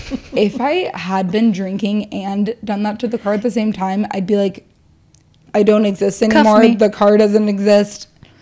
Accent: Midwest, United States; Growing up in the Midwest, every dad had a garage full of Bud Lights and Mike's Hard Lemonade.

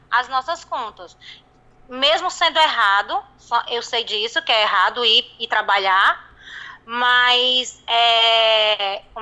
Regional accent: Northeast Region, Brazil; now in Porto Velho, Brazil; Olha, eu sou nordestina, mas eu estou ligando de Porto Velho, Rondônia, aqui no norte do país.

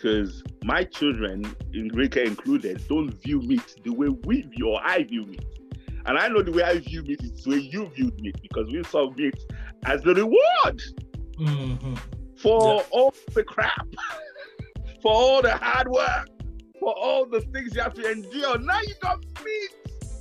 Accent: Nigeria; moved away; we lived with growing up in Africa, growing up in Nigeria

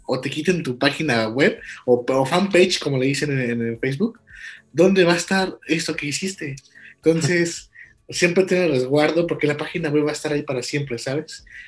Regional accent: Guanajuato, Mexico; somos de Guanajuato Capital

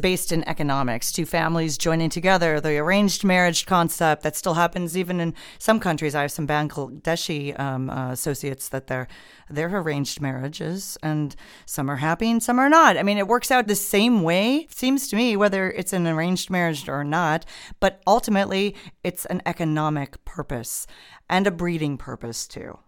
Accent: Midwest, United States; moved away; I was from the Midwest, so Midwestern type of mentality

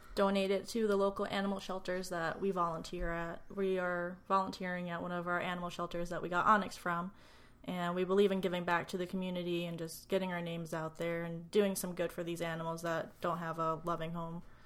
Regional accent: Long Island, New York, United States; moved away as an adult; now in Ohio, United States; I grew up on Long Island, and I haven't moved out of New York since twenty-three years ago

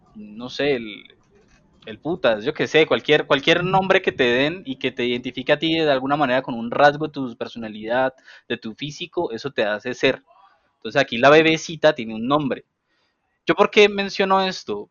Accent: Cali, Valle del Cauca, Colombia; vengo de Agua Blanca

